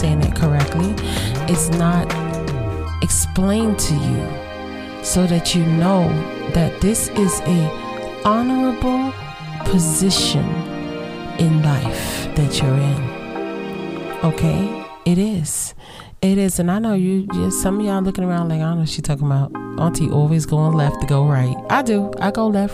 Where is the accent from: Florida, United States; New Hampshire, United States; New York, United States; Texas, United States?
New York, United States; New York City; moved away